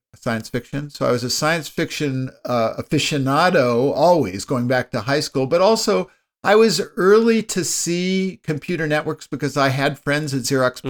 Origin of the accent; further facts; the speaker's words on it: Palo Alto, California, United States; I grew up in Palo Alto, California